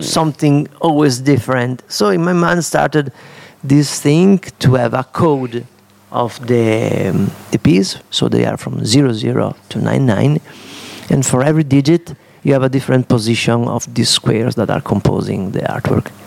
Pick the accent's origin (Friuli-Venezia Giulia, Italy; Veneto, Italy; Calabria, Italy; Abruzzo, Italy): Friuli-Venezia Giulia, Italy; Udine; English is a second language; I'm from Udine, an artist of Italy